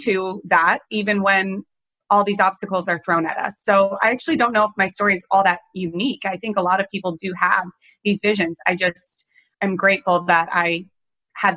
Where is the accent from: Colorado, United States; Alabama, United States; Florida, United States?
Colorado, United States; now in New York City, United States; I grew up in Colorado